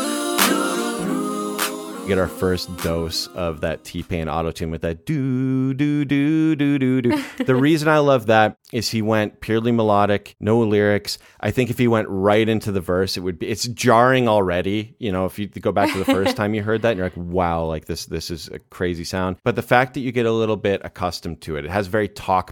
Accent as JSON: {"language": "English", "country": "Canada", "tie": "born or raised there", "said": "growing up in Canada"}